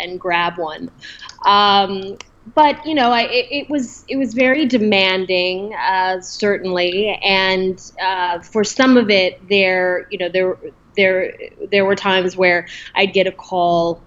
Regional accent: Spokane, Washington, United States; moved away as an adult; also born or lived in Seattle, Washington; now in New York City, United States; I am originally from Washington State, up in the good old Pacific Northwest, Spokane, Washington, born and raised

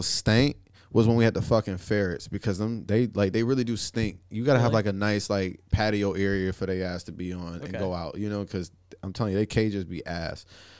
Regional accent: Pensacola, Florida, United States; we lived in this place called Wellington Arms in Pensacola, my hometown.

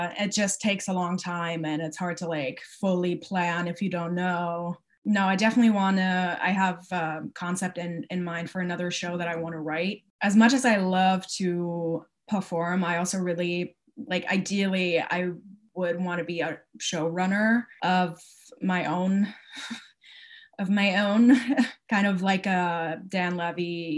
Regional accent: Wiesbaden, Hesse, Germany; moved away; I'm from Wiesbaden, which is close to Frankfurt

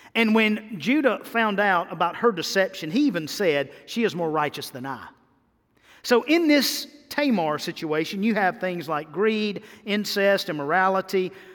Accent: Mississippi, United States; now in Tennessee, United States; I'm from Mississippi

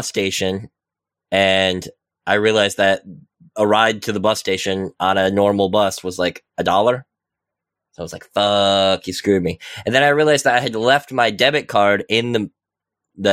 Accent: West Michigan, United States; moved away as an adult; now in Chile; I was kind of raised in a bubble in West Michigan

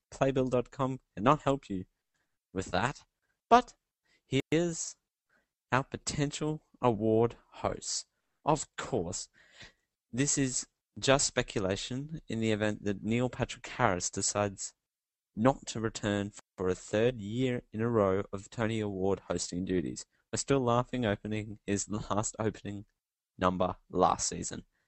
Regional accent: Australia; I'm Australian

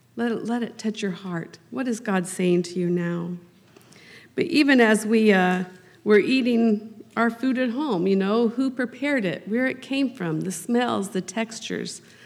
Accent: Harrisonville, Missouri, United States; I was raised in Harrisonville, Missouri, so just uh, southeast of here

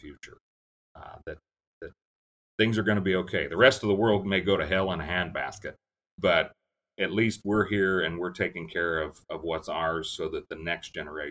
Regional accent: Belleville, Kansas, United States; I grew up on a family farm in north central Kansas near Belleville

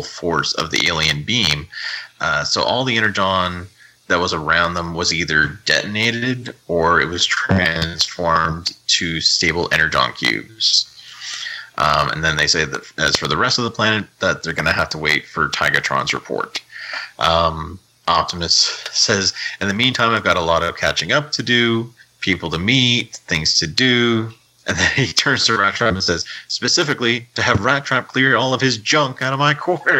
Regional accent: Canada; I'm from Canada.

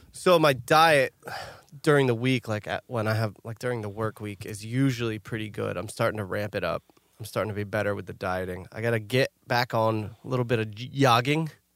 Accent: New York, United States; we're from New York

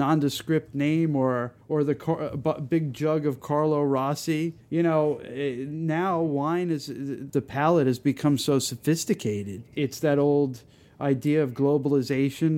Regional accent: New York City, New York, United States; living in the village, there was one sushi place in the entire village

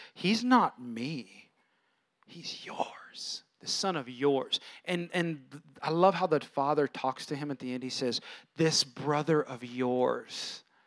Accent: Bay Area, California, United States; now in San Antonio, United States; I'm from California, and out there, it was all younger brother talk because not many people knew God. It was kind of an ungodly area, ungodly culture, Bay Area

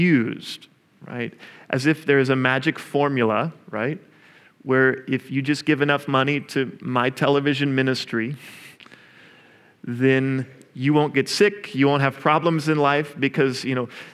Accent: Oklahoma, United States; I'm also from Oklahoma

